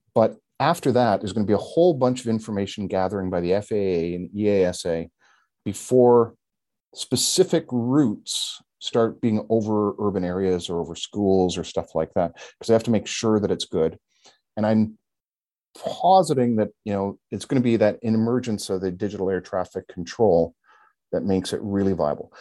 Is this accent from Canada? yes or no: yes; Canada; as a Canadian